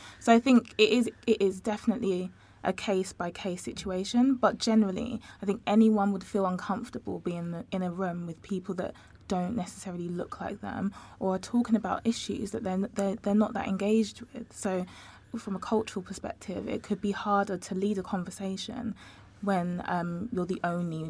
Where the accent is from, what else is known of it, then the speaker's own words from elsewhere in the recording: Essex, East of England, United Kingdom; I can only speak from as a black girl. I grew up in Essex, and I was the only black girl.